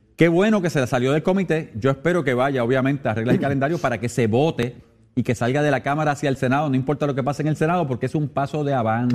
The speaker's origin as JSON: {"language": "Spanish", "country": "Puerto Rico"}